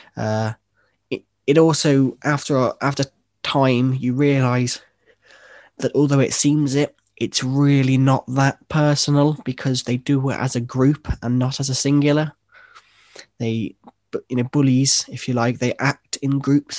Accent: Worcester, West Midlands, United Kingdom; originally, I'm from a, a city, uh, in, in England called, called Worcester.

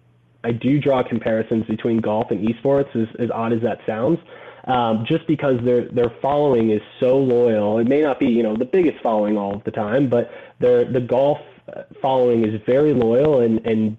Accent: Gainesville, Florida, United States; also born or lived in Orlando, Florida; I grew up in Gainesville, Florida

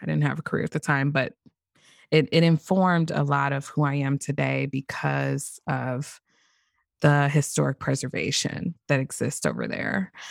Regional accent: St. Louis, Missouri, United States; also born or lived in Greece; born and raised in Saint Louis

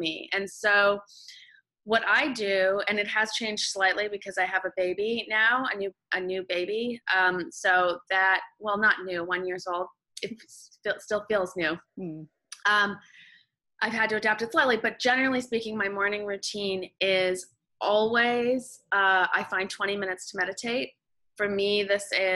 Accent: Canada; moved away as an adult; now in Los Angeles, United States; I'm Canadian, living in the States.

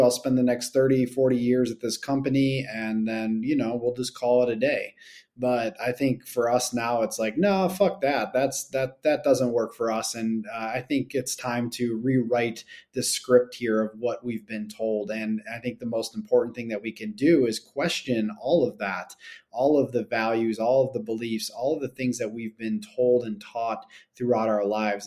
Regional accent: Buffalo, New York, United States; I grew up in Buffalo

